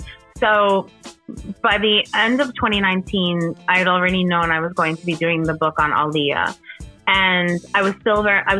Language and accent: English; New Jersey, United States; also born or lived in Paterson, New Jersey; I was growing up in New Jersey and, you know, my whole family is from Patterson, which is a big city in northern New Jersey.